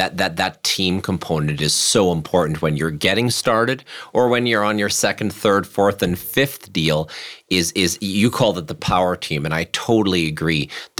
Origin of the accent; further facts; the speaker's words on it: Germany; moved away as an adult; now in Winnipeg, Canada; I was born in Germany, and when we migrated here at the age of 18, I had the opportunity to move back home to Germany.